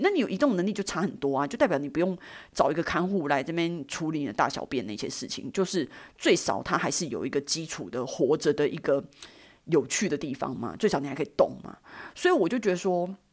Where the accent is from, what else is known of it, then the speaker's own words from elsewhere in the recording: Taiwan; 我们台湾人